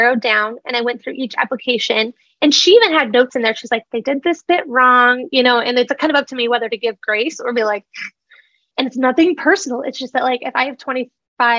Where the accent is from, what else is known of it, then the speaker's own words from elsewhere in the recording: Nebraska, United States; I'm a girl from Nebraska, just running a little business here in Lincoln